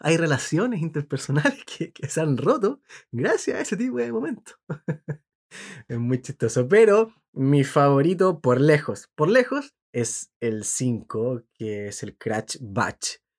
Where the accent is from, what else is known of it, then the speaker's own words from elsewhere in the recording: Chile; como buen chileno